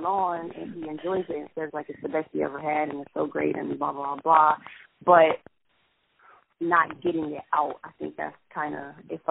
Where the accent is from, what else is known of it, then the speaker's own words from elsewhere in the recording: Middletown, Ohio, United States; also born or lived in Lebanon, Ohio; now in Dayton, United States; I have lived in Dayton for 2 years. I was born here, but I grew up in Lebanon in Middletown, Ohio.